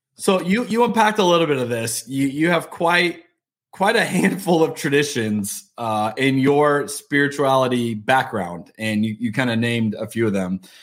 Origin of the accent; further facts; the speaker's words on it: United States; especially as an American